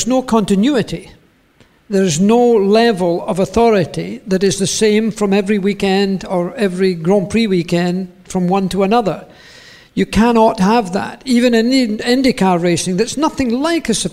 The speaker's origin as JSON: {"language": "English", "region": "Scotland", "country": "United Kingdom", "also_born_or_lived": "Switzerland", "moved": "as an adult", "said": "I moved from Scotland with regret, but with also relief"}